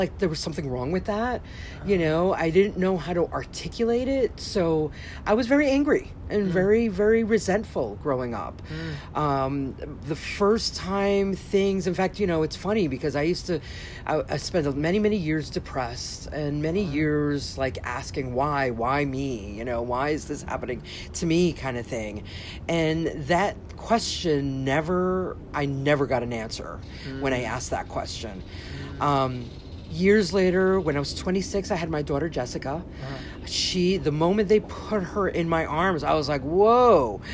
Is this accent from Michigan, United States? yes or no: no; New York, United States; I was born and raised in New York. My parents actually came here from Colombia, South America